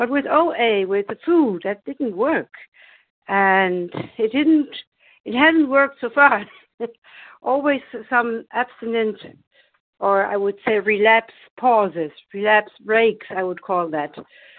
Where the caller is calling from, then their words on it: Germany; I'm compulsive overeating in recovery, and I'm calling from Germany.